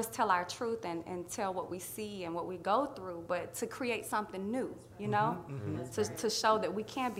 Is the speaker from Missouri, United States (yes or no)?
no; Atlanta, Georgia, United States; moved away; I was born and raised in Atlanta